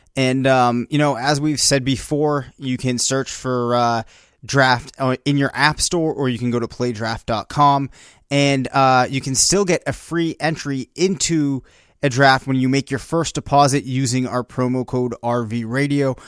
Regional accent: Bedford, New Hampshire, United States; We're from Bedford, New Hampshire

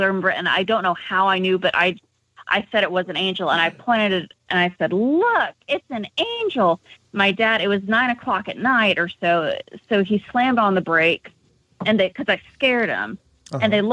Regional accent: San Antonio, Texas, United States; I'm from Texas. Okay. I'm from San Antonio.

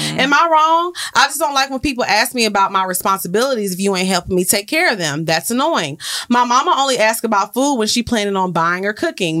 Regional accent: the South, Southern United States, United States

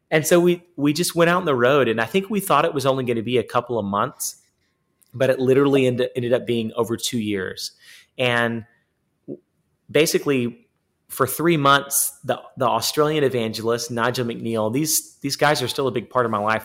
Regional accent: East Texas, United States; also born or lived in Baytown, Texas / Nashville, Tennessee; we grew up in East Texas

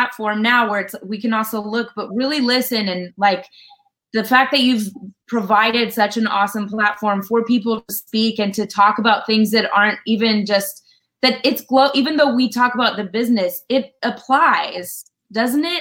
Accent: Colorado, United States; moved away; I'm from Colorado originally

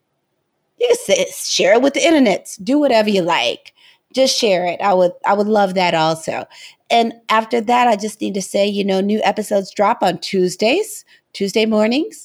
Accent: St. Louis, Missouri, United States; We're both from St. Louis, but we didn't know each other in St. Louis

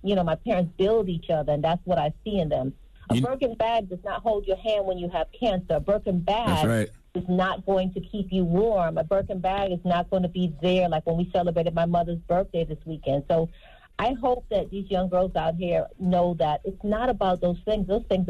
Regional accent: Trinidad & Tobago; I'm Trinidadian. I was raised about education.

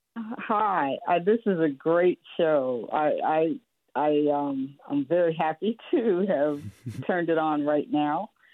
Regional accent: Pittsburgh, Pennsylvania, United States; now in Oakland, United States; my hometown of Pittsburgh, Pennsylvania

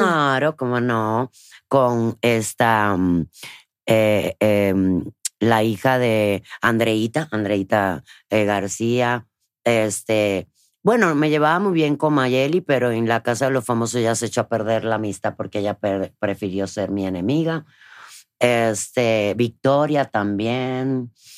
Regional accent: Cuba; moved away; desde niña, en Cuba

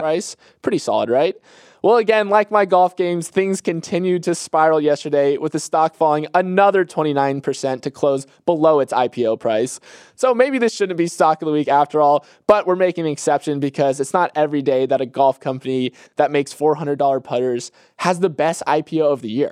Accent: Bradenton, Florida, United States; my hometown of Bradenton, Florida

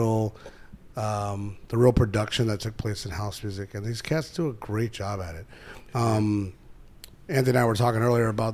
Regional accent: Germany; moved away; I'm from Germany and I've heard techno my whole life

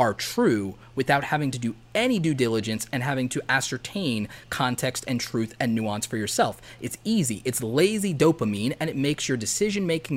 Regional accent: the South, United States; I grew up in the South

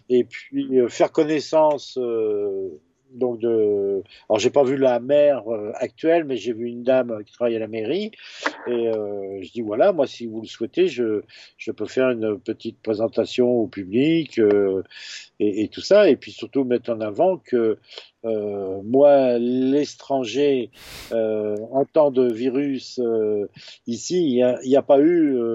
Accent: Brittany, France; comme il s'était dit que je venais de Bretagne, bah, tous les Bretons de saint priest passaient

